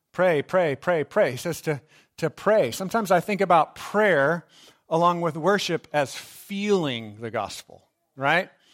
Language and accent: English; Texas, United States; I grew up in Texas